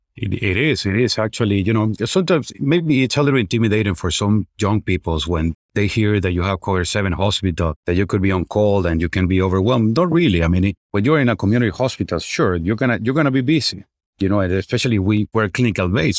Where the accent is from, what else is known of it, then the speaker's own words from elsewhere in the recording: Venezuela; moved away as an adult; also born or lived in Chicago; now in United States; I'm originally from Venezuela. So, I did my med school over there